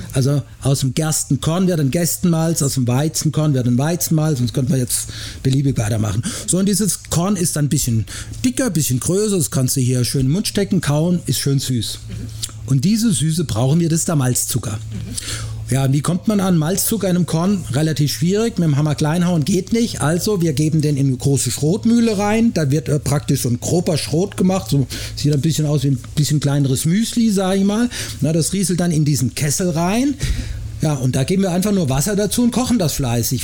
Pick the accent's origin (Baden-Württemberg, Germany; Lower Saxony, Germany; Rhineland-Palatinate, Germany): Baden-Württemberg, Germany; Black Forest; moved away as an adult; now in Frankfurt, Germany; Die ersten 18 Jahre meines Lebens habe ich im Schwarzwald verbracht